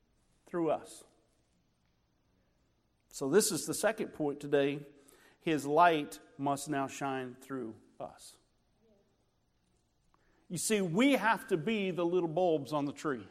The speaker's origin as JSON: {"language": "English", "region": "Illinois", "country": "United States", "tie": "born or raised there", "moved": "yes", "said": "I grew up in Illinois when I was a kid"}